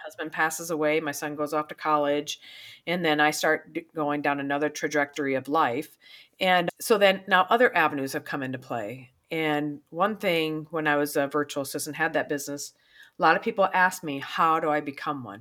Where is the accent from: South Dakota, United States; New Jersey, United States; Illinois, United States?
South Dakota, United States; also born or lived in Pierre, South Dakota / Brandon, South Dakota; I was raised in South Dakota. I was two different cities, Pier, and then a little town called Brandon. So, raised here in South Dakota, I'm a good wi-, Midwestern gal